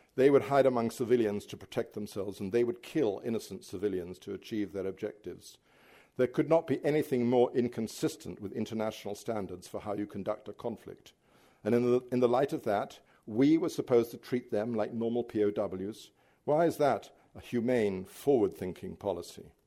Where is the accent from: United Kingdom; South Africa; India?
United Kingdom; as a British writer